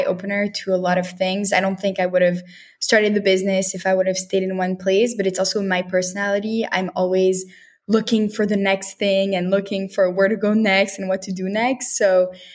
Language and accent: English; Montreal, Quebec, Canada; also born or lived in Paris, France / Tel Aviv, Israel / New York, United States; So I was born in Paris and I grew up in Montreal, Canada.